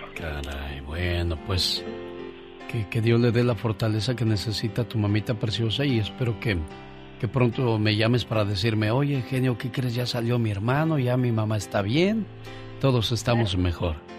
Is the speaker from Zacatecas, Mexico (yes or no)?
yes; Zacatecas, Mexico; moved away; un día salí de Zacatecas, pero Zacatecas nunca salió de mí